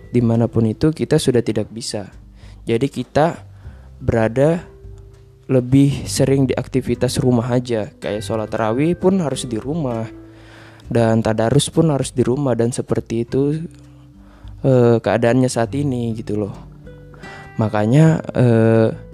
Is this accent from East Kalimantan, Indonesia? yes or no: yes; Berau Regency, East Kalimantan, Indonesia; moved away; saya pulang ke kampung halaman saya